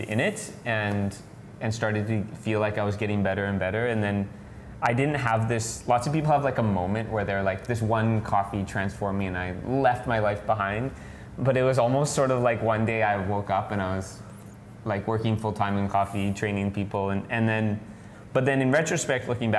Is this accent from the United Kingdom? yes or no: no; Canada; I'm from Canada